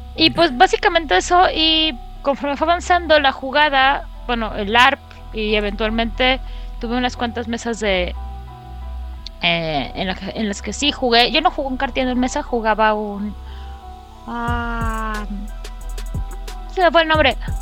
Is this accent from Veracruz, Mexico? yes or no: no; Mexico City, Mexico; los de la Ciudad de México ya estamos acostumbrados